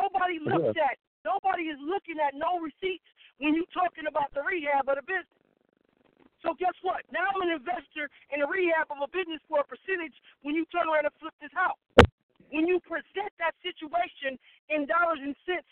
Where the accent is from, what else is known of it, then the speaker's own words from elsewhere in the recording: the South, United States; I'm from the South. That's just how I talk.